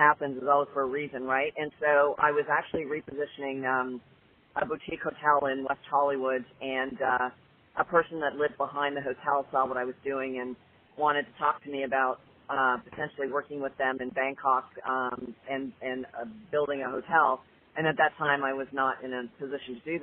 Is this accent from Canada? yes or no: yes; Canada; moved away as an adult; also born or lived in Toronto; now in United States; I'm originally from Canada